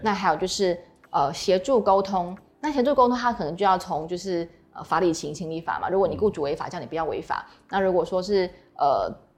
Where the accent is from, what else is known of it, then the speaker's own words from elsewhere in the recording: Taiwan; 说他的病假是跟我们台湾人一样